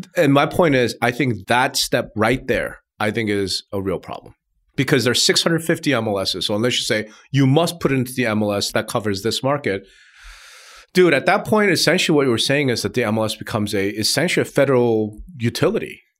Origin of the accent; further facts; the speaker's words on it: Hempstead, New York, United States; I lived, I grew up in Hempstead, and right across one street is Garden City